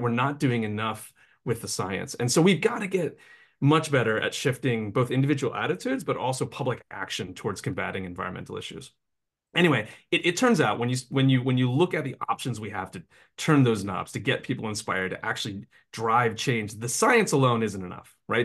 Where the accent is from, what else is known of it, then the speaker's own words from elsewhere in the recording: Appalachia, United States; I grew up in Appalachia